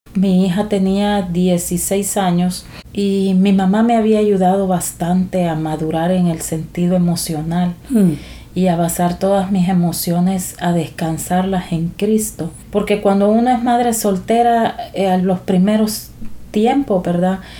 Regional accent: El Salvador; moved away as an adult; now in San Pedro Sula, Honduras; soy originaria de El Salvador, pero desde hace 16 años vivo acá en San Pedro Sula, Honduras

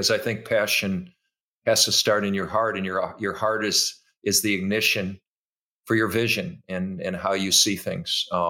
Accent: Minnesota, United States; also born or lived in Iowa; he was a famous coach to all of us growing up in Minnesota and Iowa.

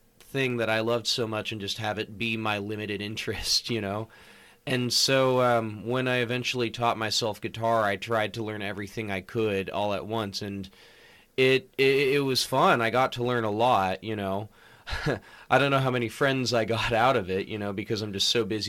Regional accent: Los Angeles, California, United States; moved away as an adult; now in Santa Barbara, United States; I'm originally from the LA area, specifically in the San Fernando Valley. I'm from the West Hills, Woodland Hills area, closer to Calabasas.

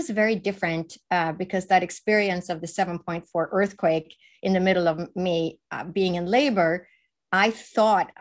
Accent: Sweden; moved away; I was raised in Sweden, which is the northern part of Europe

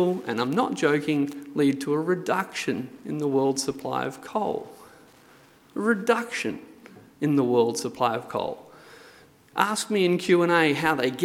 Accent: Hunter Valley, New South Wales, Australia; I grew up in the Hunter Valley

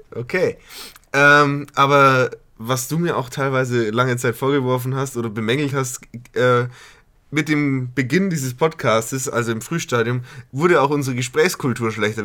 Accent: Berching, Bavaria, Germany; now in Regensburg, Germany; meiner Heimat, dem wunderschönen Städtchen Berching.

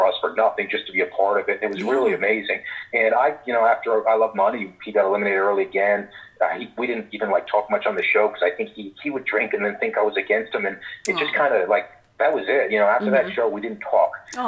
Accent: Wyckoff, New Jersey, United States; I grew up in Wyckoff

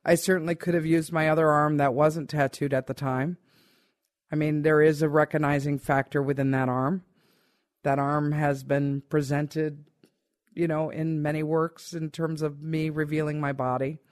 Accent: United States; I am very much American-based person

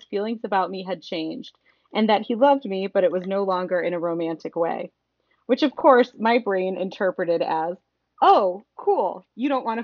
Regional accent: Midwest, United States; I'm from the Midwest, you know.

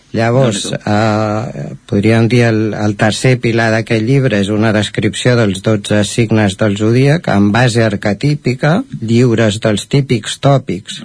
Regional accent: Caldes de Montbui, Catalonia, Spain; now in Sant Feliu de Codines, Spain; jo sóc nascut a Caldes, vaig viure a Caldes fins al 2007, llavors vam venir a viure aquí a Sant Feliu de Codines

